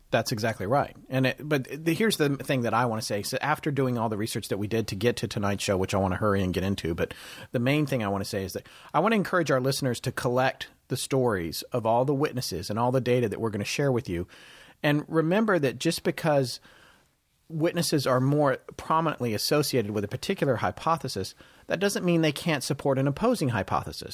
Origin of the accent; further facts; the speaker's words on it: North Carolina, United States; also born or lived in California / Denver, Colorado; until I was an eight or nine, I lived in Denver, Colorado, and my mom and I moved back to North Carolina, where the bulk of her family was.